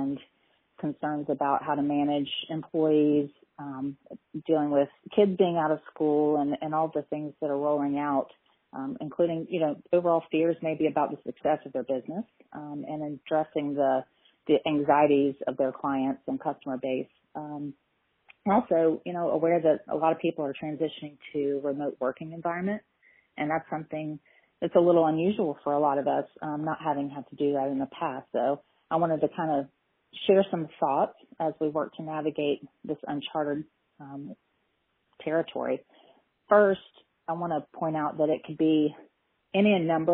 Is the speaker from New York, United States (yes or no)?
no; Tallahassee, Florida, United States; I am actually born and raised in Tallahassee and have a private practice here in town